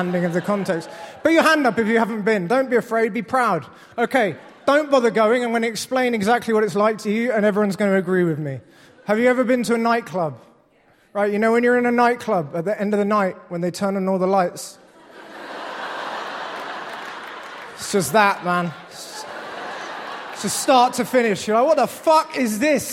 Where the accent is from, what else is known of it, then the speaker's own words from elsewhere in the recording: United Kingdom; also born or lived in London; now in Washington, D.C., United States; I'm British. I live here in America now